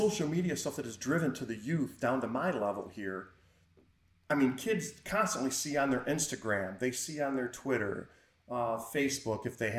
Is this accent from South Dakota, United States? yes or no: no; Michigan, United States; Well, hang on. I'm from Michigan.